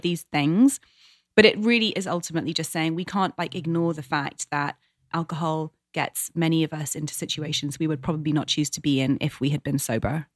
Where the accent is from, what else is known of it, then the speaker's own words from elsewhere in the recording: England, United Kingdom; moved away as an adult; now in United States; my hometown, my homeland, 'cause there's so much that I love about England and British culture